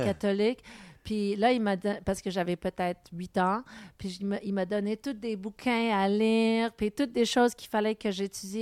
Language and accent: French; Montreal, Quebec, Canada; first language English; French is a second language